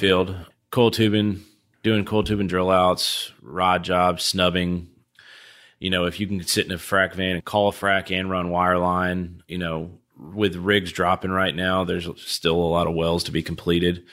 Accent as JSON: {"language": "English", "town": "Houston", "region": "Texas", "country": "United States", "said": "from Houston, I'm a huge Astros fan"}